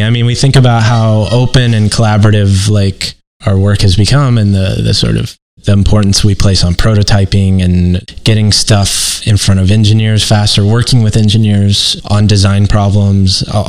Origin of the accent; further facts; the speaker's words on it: Midwest, United States; yes, I'm from the Midwest. Yes, I have Midwestern guilt.